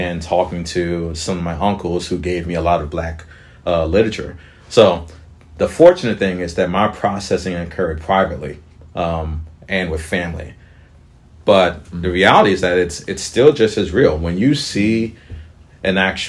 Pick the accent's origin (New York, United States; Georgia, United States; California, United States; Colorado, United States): Georgia, United States; right outside of Atlanta; I was raised right outside of Atlanta